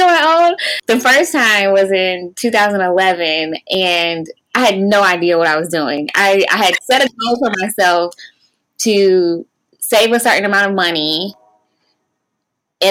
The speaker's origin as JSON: {"language": "English", "town": "Raleigh", "region": "North Carolina", "country": "United States", "tie": "born or raised there", "also_born_or_lived": "Atlanta, Georgia", "said": "I was actually born and raised in Raleigh"}